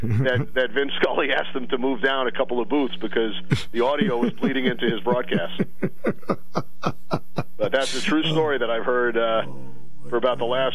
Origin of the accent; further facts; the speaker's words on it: Long Island, New York, United States; growing up on Long Island